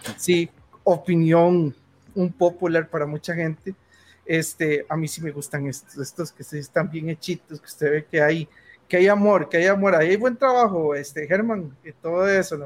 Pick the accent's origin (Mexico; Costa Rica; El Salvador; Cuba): Costa Rica; soy costarricense